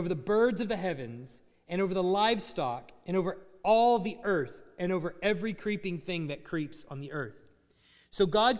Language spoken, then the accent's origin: English; Dallas, Texas, United States; now in Tuscaloosa, United States; I grew up in the Dallas area